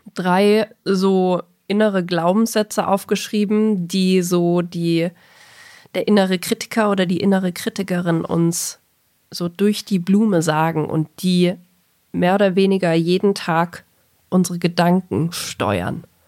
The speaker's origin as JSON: {"language": "German", "region": "Bavaria", "country": "Germany", "tie": "born or raised there", "said": "bayerisches Gymnasium"}